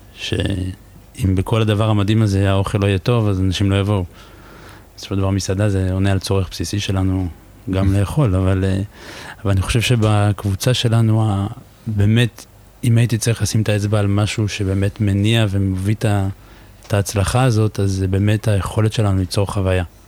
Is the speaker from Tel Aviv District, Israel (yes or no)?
yes; Givatayim, Tel Aviv District, Israel; moved away as an adult; now in Paris, France; אני גדלתי בגבעתיים